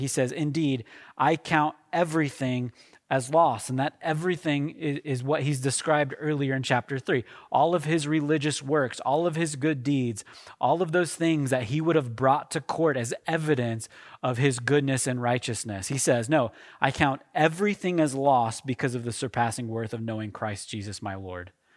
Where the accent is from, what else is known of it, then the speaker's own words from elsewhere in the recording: Oklahoma, United States; moved away; I am from Oklahoma, okay? My wife is from Kansas. We're, we're from that part of the country